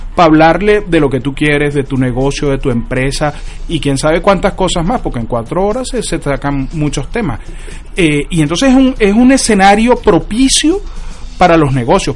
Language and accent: Spanish; Venezuela; now in United States; como venezolano